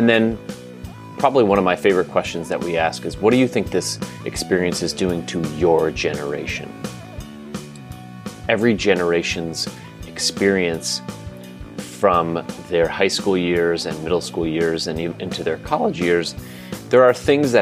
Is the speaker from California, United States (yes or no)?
no; Pennsylvania, United States; Gettysburg College in Pennsylvania, my home state.